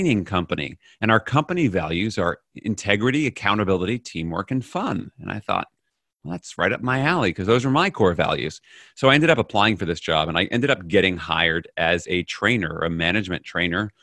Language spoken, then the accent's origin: English; New York City, New York, United States; moved away as an adult; now in Netherlands; I'm originally from New York City, grown up in New York and in the US. I now live in the Netherlands.